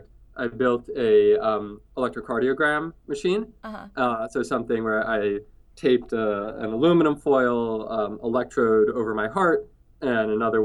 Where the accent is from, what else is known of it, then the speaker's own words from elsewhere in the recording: New York City, New York, United States; I grew up in New York City, in Manhattan